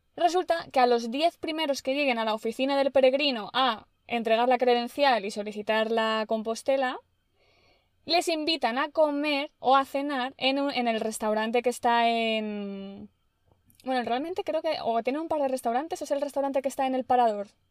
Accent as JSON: {"language": "Spanish", "country": "Spain", "said": "nosotras somos bien españolas"}